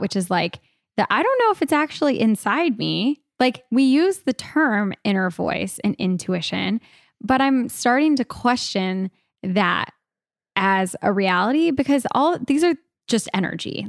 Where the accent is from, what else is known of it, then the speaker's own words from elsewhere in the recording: California, United States; I was born in California